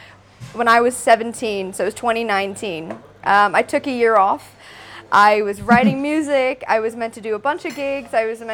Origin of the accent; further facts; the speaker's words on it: Phuket, Thailand; also born or lived in Manila, Philippines; So I was born in Manila, but I moved to Phuket when I was 3 months old.